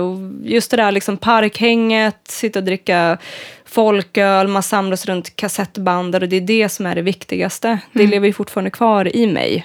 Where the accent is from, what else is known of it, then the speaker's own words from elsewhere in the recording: Uppsala, Uppsala County, Sweden; now in Gothenburg, Sweden; jag är en gitarrist ifrån Uppsala